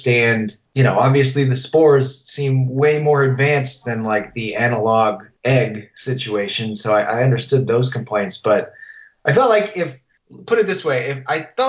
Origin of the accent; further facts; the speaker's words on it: Massachusetts, United States; growing up in Massachusetts